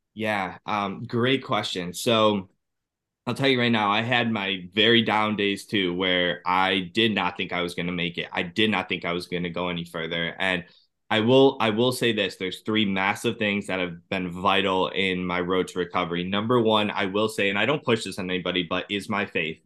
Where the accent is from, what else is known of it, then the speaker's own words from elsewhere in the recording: Cleveland, Ohio, United States; I'm from Cleveland, Ohio